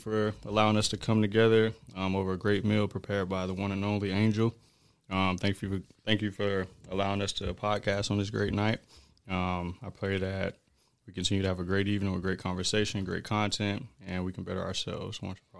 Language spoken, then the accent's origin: English; Daytona Beach, Florida, United States; also born or lived in Norristown; Well, I was born in Norristown, Pennsylvania, raised in Daytona Beach. Was Army brat, traveled around a lot.